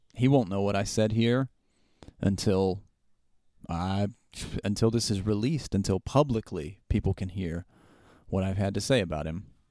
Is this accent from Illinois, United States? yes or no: no; Southern West Virginia, United States; I grew up in Southern West Virginia where all activity was group activity